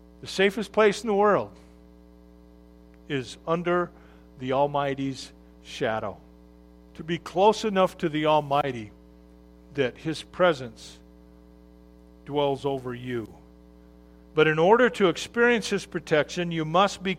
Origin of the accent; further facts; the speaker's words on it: Arizona, United States; when I grew up in Arizona